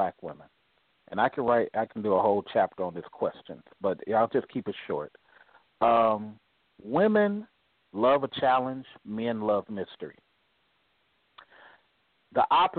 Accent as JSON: {"language": "English", "region": "California", "country": "United States", "said": "I'm a Californian"}